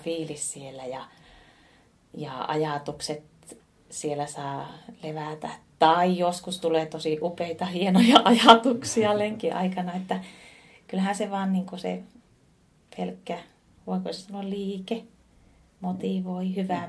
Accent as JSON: {"language": "Finnish", "town": "Oulu", "region": "North Ostrobothnia", "country": "Finland", "tie": "born or raised there", "said": "teen semmoisia hommia tuolla kotipuolessa Oulussa"}